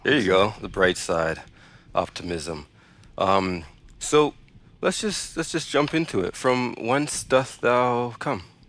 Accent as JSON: {"language": "English", "town": "Toronto", "region": "Ontario", "country": "Canada", "said": "We're from Toronto"}